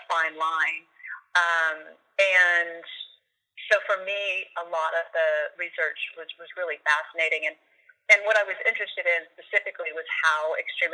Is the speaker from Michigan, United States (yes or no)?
no; Austin, Texas, United States; moved away as an adult; when I moved back to Austin, my hometown